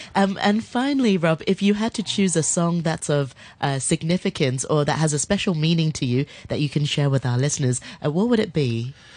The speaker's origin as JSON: {"language": "English", "country": "Hong Kong", "tie": "born or raised there", "said": "growing up in Hong Kong"}